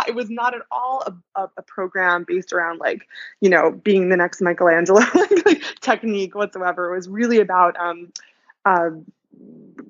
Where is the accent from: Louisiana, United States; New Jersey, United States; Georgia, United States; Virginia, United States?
New Jersey, United States; moved away as an adult; now in New York, United States; I grew up in New Jersey, not far away.